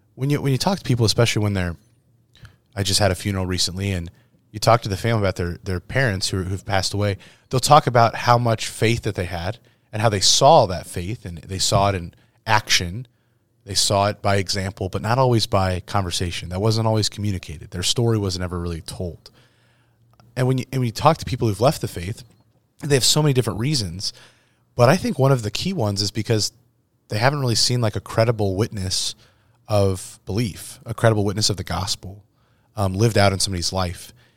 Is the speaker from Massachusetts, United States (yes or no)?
no; Verona, Iowa, United States; also born or lived in Saint Louis, Missouri; Verona, Iowa, that I don't think ever had any more than, like, a hundred people in my hometown